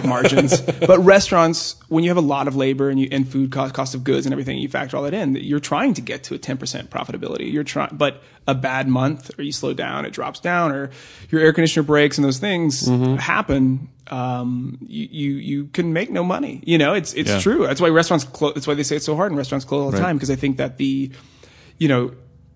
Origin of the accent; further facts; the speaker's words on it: Oklahoma, United States; now in Los Angeles, United States; I'm from Oklahoma